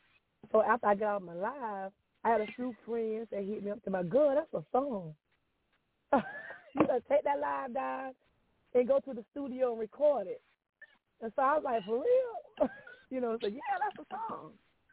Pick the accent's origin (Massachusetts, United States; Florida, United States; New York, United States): Florida, United States; Hardaway; I'm originally from Florida, Hardaway, Florida